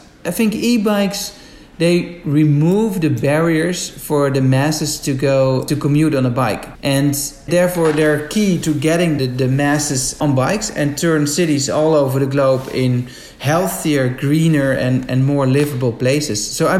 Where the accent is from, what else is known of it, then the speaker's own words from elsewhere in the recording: Amsterdam, North Holland, Netherlands; In my hometown of Amsterdam